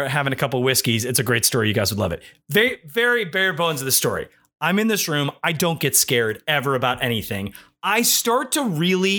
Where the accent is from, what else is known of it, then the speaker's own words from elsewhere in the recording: the Midwest, near Detroit, Michigan, United States; I'm from the Midwest and very close to Detroit